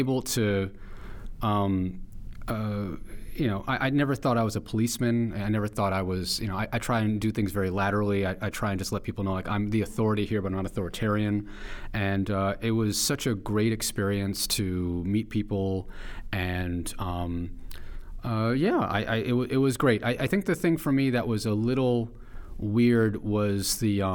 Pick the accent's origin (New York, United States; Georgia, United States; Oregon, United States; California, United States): New York, United States; New York City; I grew up in Chelsea, in Manhattan